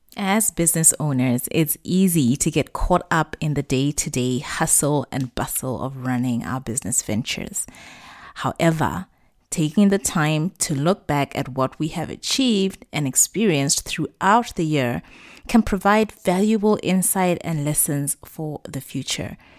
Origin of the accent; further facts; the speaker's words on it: Botswana; moved away as an adult; also born or lived in Middle East; my home country, Botswana